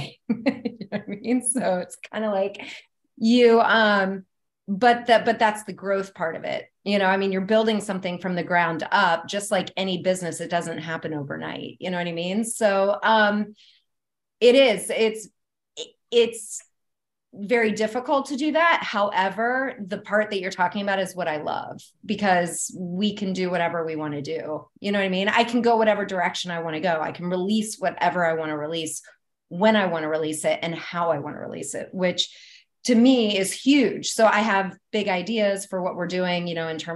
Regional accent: Atlanta, Georgia, United States; also born or lived in Ohio; now in Florida, United States; I was born in Ohio, but I moved to Atlanta when I was 10

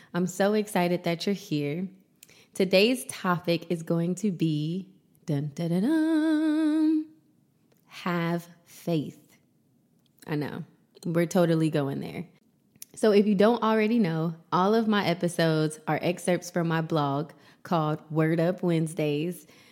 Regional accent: Columbus, Ohio, United States; moved away as an adult; now in Los Angeles, United States; I moved to Los Angeles right before the pandemic from my hometown, Columbus, Ohio.

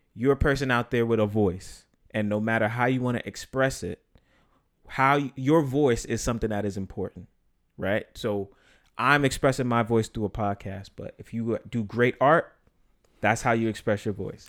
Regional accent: New York City, New York, United States; I'm from here

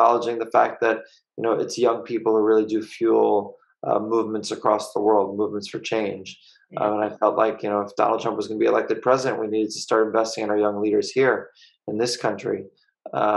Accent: Long Island, New York, United States; I grew up on Long Island in New York.

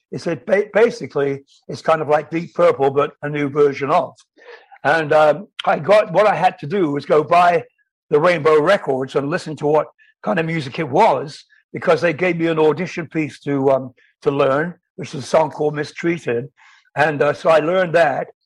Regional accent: England, United Kingdom; I was in a dance band in my hometown in England

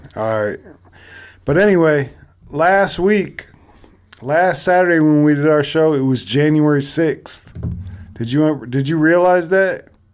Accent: Cleveland, Ohio, United States; I'm actually from Cleveland

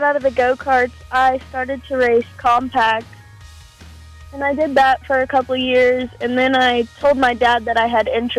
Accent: Dighton, Kansas, United States; So I am from Dighton, Kansas, and I am 18 years old

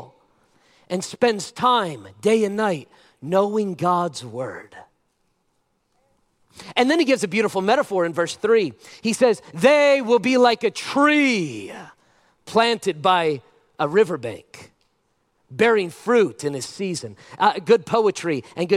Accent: United States; I'm an American

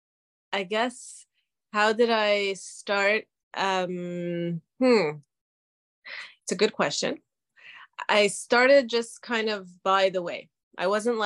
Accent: Canada; also born or lived in Israel; I was born in Israel and I lived in Canada for most of my life.

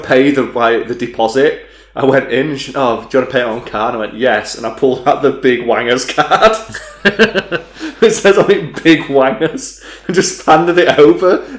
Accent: United Kingdom; We're British.

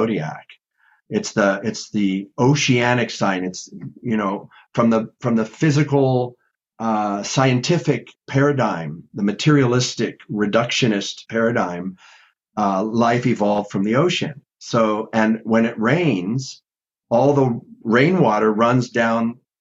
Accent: Los Angeles, California, United States; I grew up in LA, so I grew up body surfing in Malibu and Zuma and Santa Monica

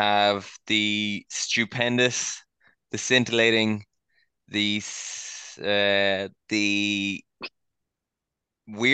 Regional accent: Cork, Munster, Ireland; We're all from Cork

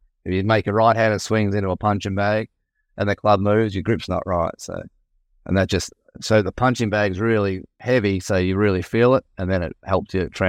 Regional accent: Australia; By chance, really, through being Australian.

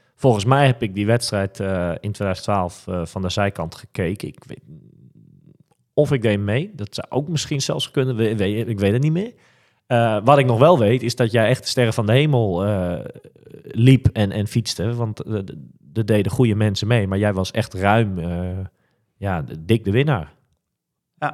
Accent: Netherlands; wij als Nederlanders

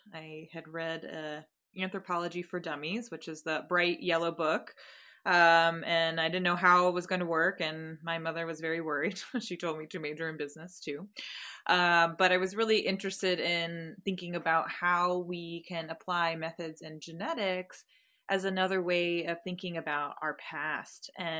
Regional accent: United States; also born or lived in Virginia; So I grew up in Maryland and Virginia

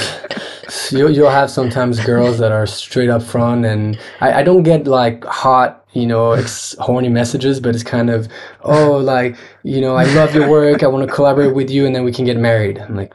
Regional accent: France; one of the biggest networks of artists that I grew up with in France watching

